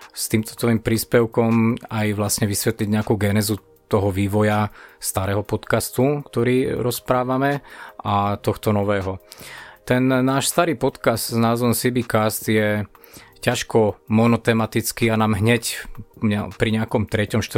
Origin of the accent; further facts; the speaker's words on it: Stupava, Bratislava Region, Slovakia; takže ja som zo Stupavy, preto mi ostalo meno